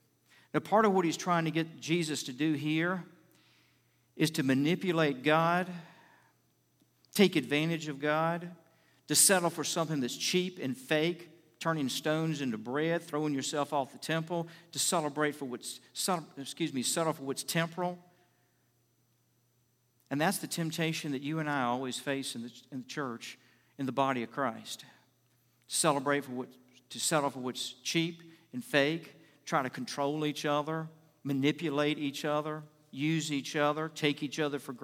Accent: Richmond, United States; I was out visiting with my pastor I grew up under in Richmond

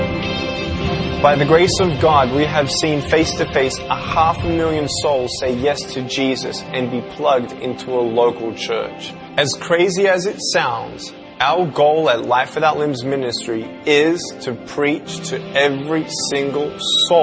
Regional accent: Melbourne, Victoria, Australia; I was born in Melbourne, Australia, 1982

